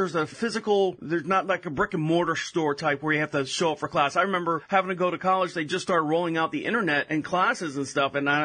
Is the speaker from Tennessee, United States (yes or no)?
no; Orlando, Florida, United States; I'm born and raised in Orlando, Florida